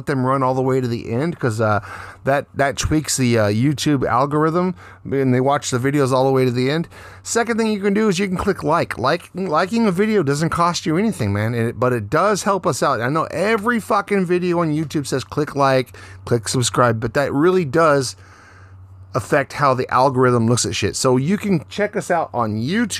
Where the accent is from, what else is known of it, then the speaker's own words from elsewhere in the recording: Texas, United States; now in Japan; I'm from Texas, so I got a little bit of Spanish influence in my life